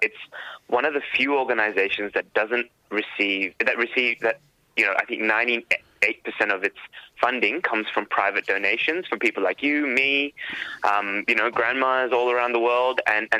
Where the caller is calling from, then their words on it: Sydney, New South Wales, Australia; And I'm speaking from Gadigal country here in what is now rainy Sydney.